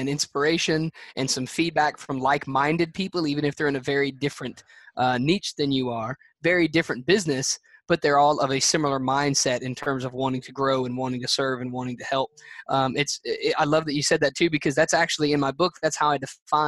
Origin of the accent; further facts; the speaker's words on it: Alabama, United States; I'm a guy from Nowheresville, Alabama